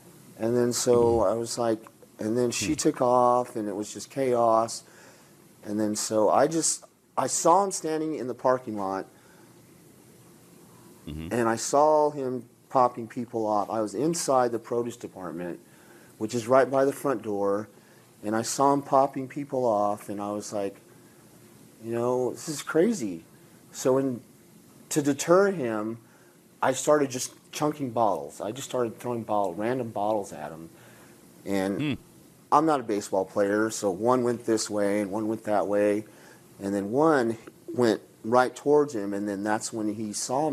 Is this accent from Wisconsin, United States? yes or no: no; El Paso, Texas, United States; I'm from El Paso, and I know Spanish